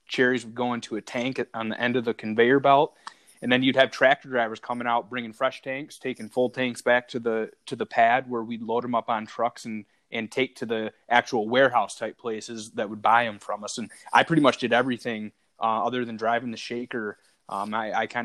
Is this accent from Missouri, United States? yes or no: no; Traverse City, Michigan, United States; also born or lived in Metro Detroit, Michigan; I grew up in Traverse City, Michigan, which is just off Lake Michigan, kind of the northwest portion of the Lower Peninsula